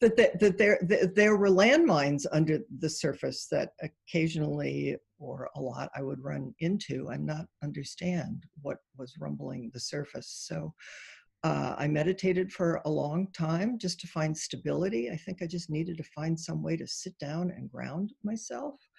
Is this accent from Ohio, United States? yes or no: yes; Ohio, United States; I was born in Ohio